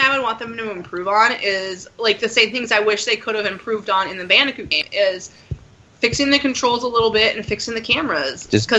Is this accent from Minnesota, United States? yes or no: yes; Minnesota, United States; I mean, I'm from Minnesota, but seriously, I don't say coot.